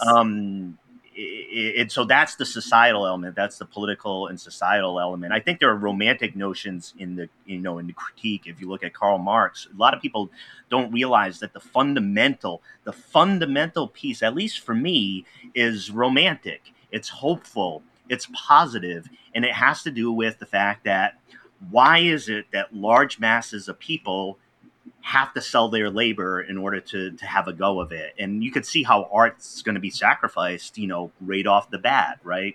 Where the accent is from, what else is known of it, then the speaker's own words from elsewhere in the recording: Pawtucket, Rhode Island, United States; I grew up in Pawtucket, Rhode Island